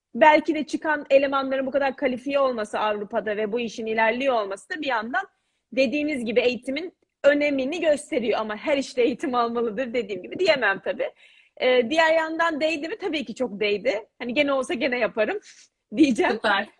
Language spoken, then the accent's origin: Turkish; Istanbul, Turkey; moved away as an adult; also born or lived in England / Paris, France; 83 İstanbul doğumluyum. E, İtalyan Lisesi'nde okudum.